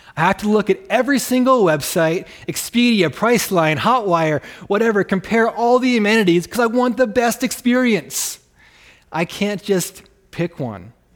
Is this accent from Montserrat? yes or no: no; Canada; accent: Canadian; now in Rapid City, United States; I'm actually Canadian.